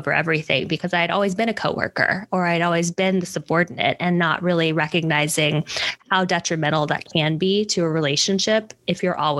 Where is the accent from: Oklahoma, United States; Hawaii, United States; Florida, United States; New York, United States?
Hawaii, United States; moved away; I was actually in Hawaii, where I'm originally from